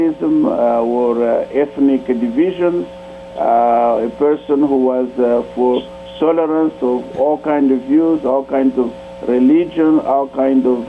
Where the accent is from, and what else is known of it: DR Congo